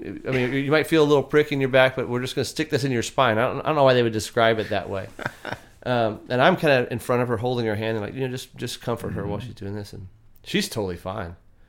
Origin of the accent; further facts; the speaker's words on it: Texas, United States; growing up in Texas, I grew up hunting, and we lived on a farm and had some cows.